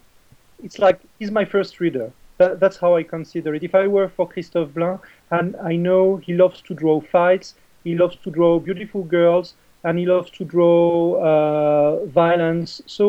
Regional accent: French Riviera, Provence-Alpes-Côte d'Azur, France; English is a second language; now in Paris, France; I was born in the French Riviera

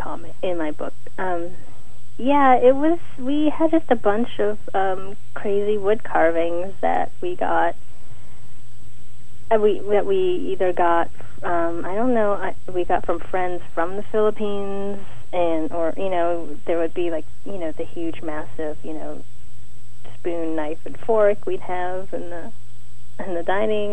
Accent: Pittsburgh, Pennsylvania, United States; moved away as an adult; now in San Francisco, United States; I was born in Pittsburgh, and I was born and raised there, and I moved to San Francisco after high school

